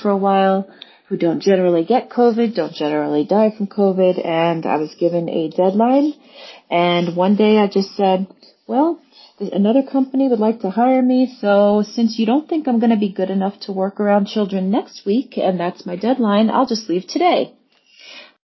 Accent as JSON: {"language": "English", "town": "New York City", "region": "New York", "country": "United States", "tie": "born or raised there", "said": "I am a native New Yorker"}